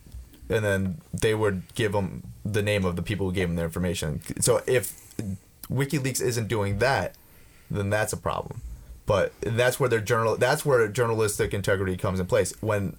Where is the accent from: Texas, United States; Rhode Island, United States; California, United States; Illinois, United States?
Rhode Island, United States; from Rhode Island's Sake.